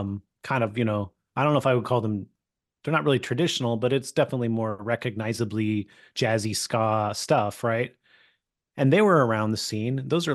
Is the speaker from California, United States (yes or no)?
yes; California, United States; I have no connection to Long Island. I grew up in California